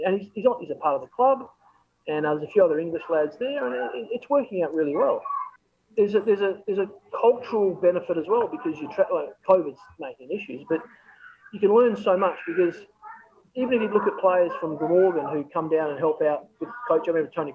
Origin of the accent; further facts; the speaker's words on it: Australia; I'm from Australia